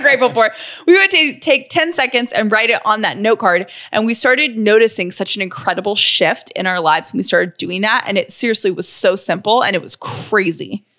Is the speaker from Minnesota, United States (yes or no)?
no; Atlanta, Georgia, United States; also born or lived in Nashville, Tennessee / Charlottesville, Virginia; I am from Atlanta, born and raised